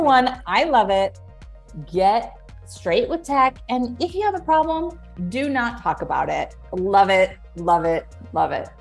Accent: Orange County, California, United States; I'm from Orange County, California

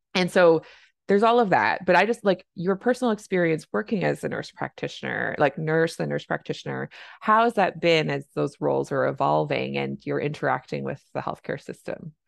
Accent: Canada; I'm a Canadian family physician

